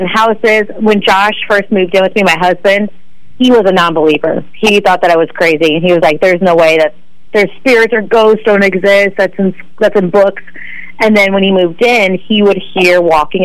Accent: Bartonville, Illinois, United States; I grew up in Bartonville for most of my life

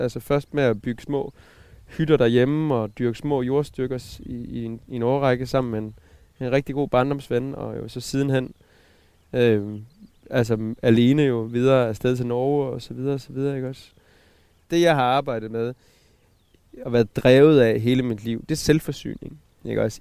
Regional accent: Southern Jutland, Southern Denmark, Denmark; Jeg kommer fra Sønderjylland. Ja. Fra en, øh, fra en sådan 20 hektar stor øh, bondegård nede i, i Sønderjylland, som mine forældre

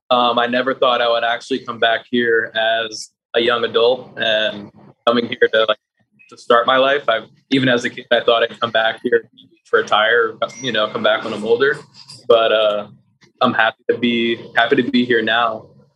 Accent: Westchester, New York, United States; moved away as an adult; now in Puerto Rico; So I grew up like outside of New York City, but my parents were both entrepreneurs and had businesses in the city. So I grew up driving up and down from Westchester into Harlem, into Manhattan, to 47th Street.

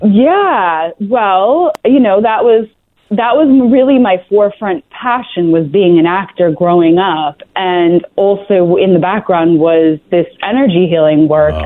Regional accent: Vermont, United States; we left there um, when I was about three and I grew up in Vermont

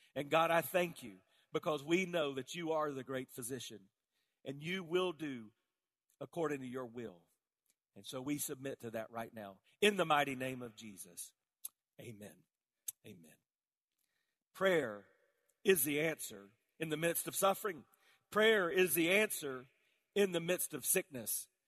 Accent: South Carolina, United States; I grew up in South Carolina all around tobacco fields

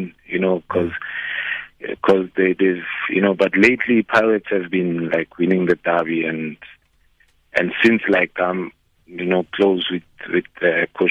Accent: South Africa; moved away as an adult; also born or lived in Portugal; now in France; as a South African

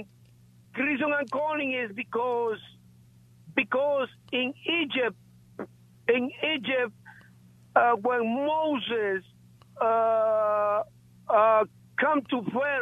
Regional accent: Guatemala; moved away; I'm from Guatemala.

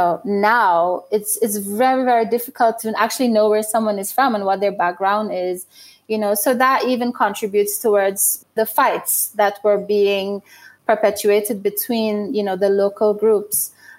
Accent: Burundi; But when I travel to New York and I'm at a trade show and someone sees that I'm from Burundi and that the jewelry are made in Burundi

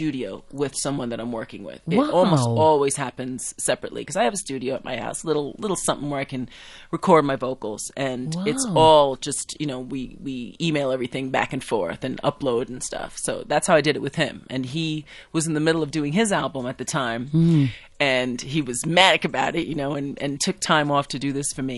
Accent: United States; moved away; also born or lived in South Africa; as an American who has spent a lot

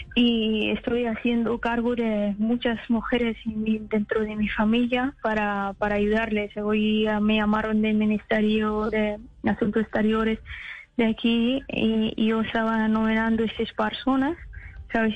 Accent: Afghanistan; Spanish is a second language; moved away; hay muchas etnias en mi país

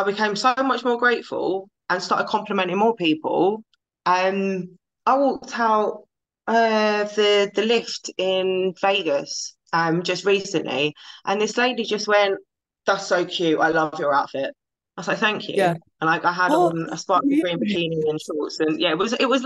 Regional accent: London, United Kingdom; I'm from London

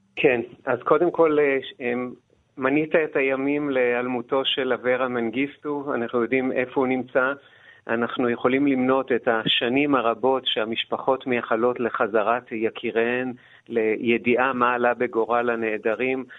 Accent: Ganei Yehuda, Central District, Israel; אני לא בן קיבוץ, אלא בן, אה, היישוב גני יהודה

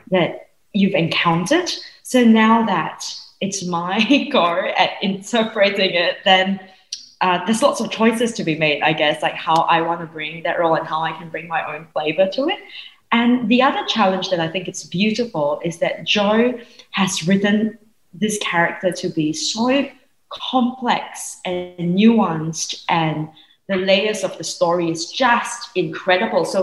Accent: Singapore; I grew up in Singapore.

